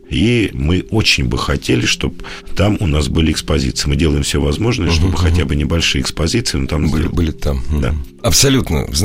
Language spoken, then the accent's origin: Russian; Moscow, Russia; Я вот это я как москвич.